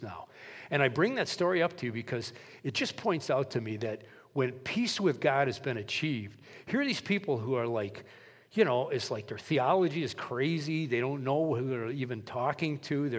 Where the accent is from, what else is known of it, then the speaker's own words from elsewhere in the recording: Milwaukee, Wisconsin, United States; I'm a city boy from Milwaukee, Wisconsin